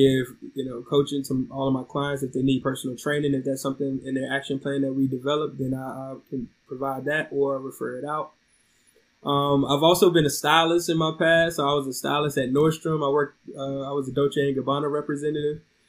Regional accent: Oxford, North Carolina, United States; moved away as an adult; also born or lived in DC Metro area; I'm from Oxford, North Carolina, near Raleigh-Durham area

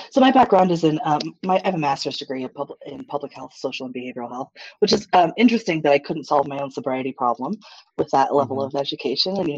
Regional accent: Japan; now in United States; I'm a military brat. So I grew up in Japan.

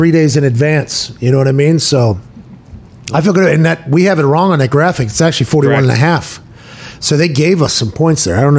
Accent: New Jersey, United States; It's my home state.

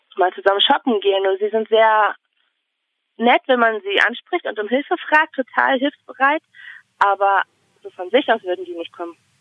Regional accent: Bremen, Germany; now in Finland; ich komme aus Bremen

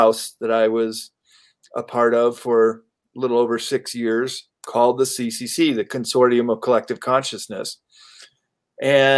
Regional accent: Midwest, United States; moved away as an adult; also born or lived in Sierra Nevada / San Francisco; I grew up in the Midwest, graduated from Illinois State University

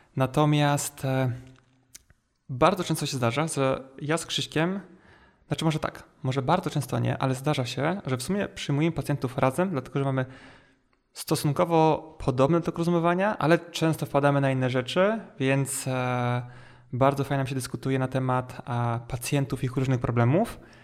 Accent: Poland; Ja mówię, no ogólnie jakby połowa drogi pomiędzy Warszawą i Mustokiem

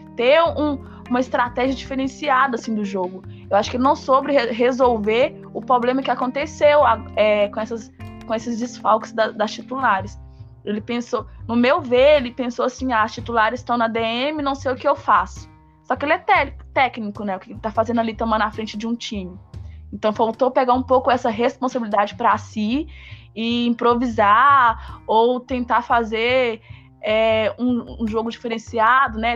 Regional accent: Brazil; a gente é brasileiro e cruzeirense

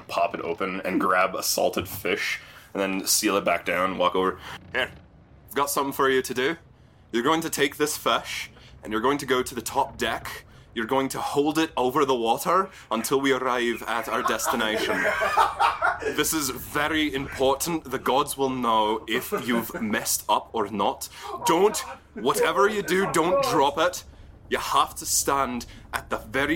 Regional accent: Newfoundland and Labrador, Canada; As a Newfoundlander

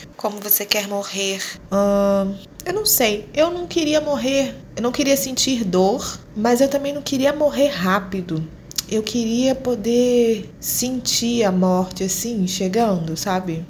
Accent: Rio de Janeiro, Brazil; moved away as an adult; now in Luanda, Angola; sou carioca, favelada

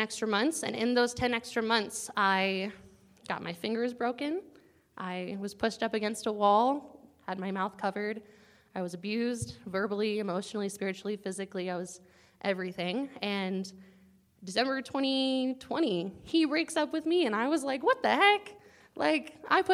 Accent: Arizona, United States; moved away as an adult; now in North Carolina, United States; I'm not from here. I'm from Arizona.

